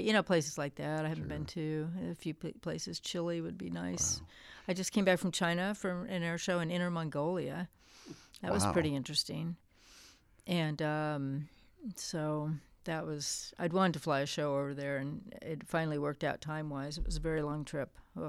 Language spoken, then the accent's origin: English; Japan; growing up in Japan from a young age, it was pretty unusual to see this American kid running around the streets. And we had a lot of freedom there because it's very, very safe. So I was taking public transportation, from the age of 10.